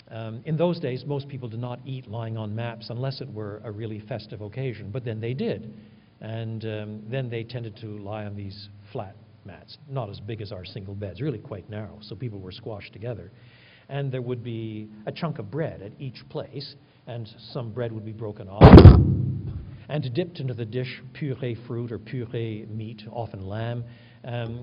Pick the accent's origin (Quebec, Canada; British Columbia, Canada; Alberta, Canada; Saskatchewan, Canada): Quebec, Canada; I was brought up in French Canada